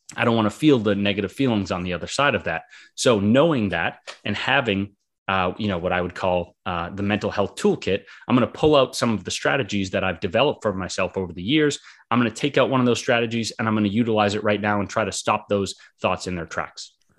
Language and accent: English; Boston, Massachusetts, United States; also born or lived in Florida; I'm from Boston, Massachusetts. Been here most of my life